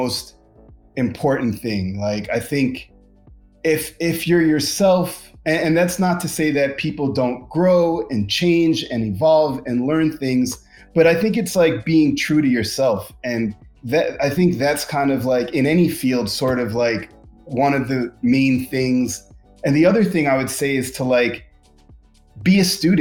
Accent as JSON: {"language": "English", "region": "New York", "country": "United States", "tie": "born or raised there", "moved": "as an adult", "lives_now": "Los Angeles, United States", "said": "I'm a New York kid from the 90s and aughts"}